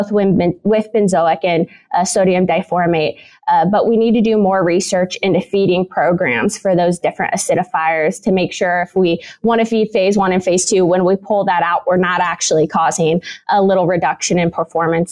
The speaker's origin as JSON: {"language": "English", "region": "Illinois", "country": "United States", "moved": "as an adult", "lives_now": "Kansas, United States", "said": "I'm originally from Illinois, where I did both my bachelor's and my master's degree"}